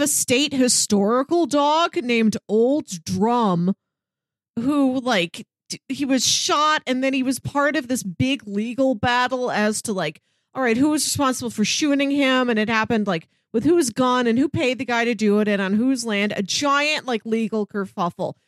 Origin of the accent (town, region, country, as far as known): Missouri, United States; born or raised there